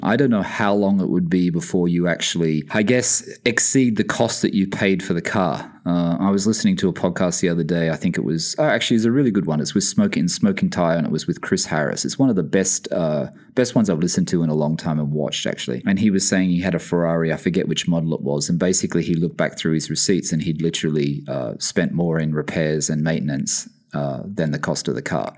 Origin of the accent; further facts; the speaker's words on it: Sydney, New South Wales, Australia; moved away as an adult; also born or lived in London, United Kingdom; now in Bahrain; I'm originally from Sydney